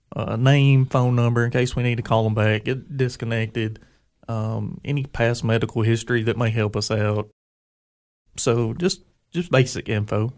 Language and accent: English; Putnam County, Tennessee, United States; I grew up in Putnam County